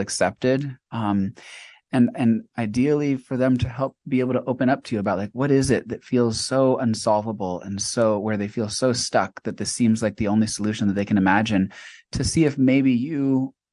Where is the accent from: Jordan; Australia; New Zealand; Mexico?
Mexico; also born or lived in China; now in United States; In fact, I grew up in Mexico. I lived in China for 9 years